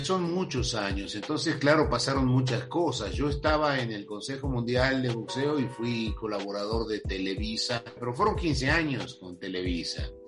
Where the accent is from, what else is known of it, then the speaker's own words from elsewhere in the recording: Argentina; now in Mexico; yo nací en Argentina, para los que no lo saben, y eh, vivía en un pueblo chico